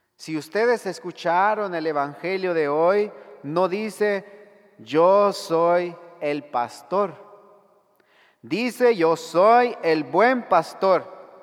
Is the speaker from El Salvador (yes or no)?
yes; El Salvador; En mi país